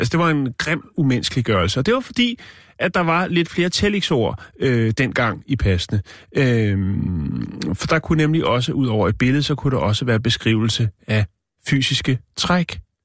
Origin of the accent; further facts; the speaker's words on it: Denmark; jeg er fra Danmark